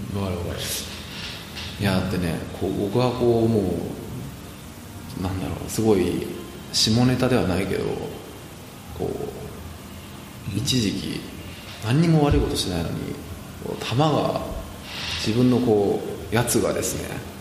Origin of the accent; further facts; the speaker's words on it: Tokyo, Japan; moved away as an adult; now in Singapore; 自分の実家の近くでねあ僕は文京区の